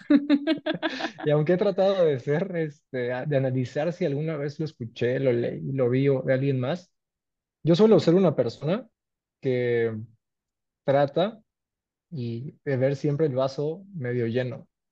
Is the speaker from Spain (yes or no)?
no; Cancún, Quintana Roo, Mexico; soy cancunense, orgullosamente mexicano, tengo 35 años, nací y me crié y crecí en Cancún.